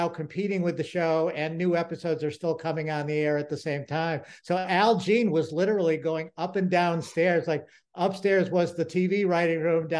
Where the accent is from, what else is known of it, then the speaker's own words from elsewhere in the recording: Massachusetts, United States; the neighborhood I grew up in Massachusetts